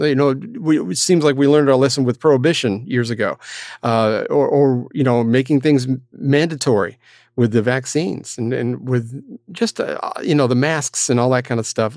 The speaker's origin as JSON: {"language": "English", "region": "Florida", "country": "United States", "tie": "born or raised there", "moved": "yes", "said": "my hometown"}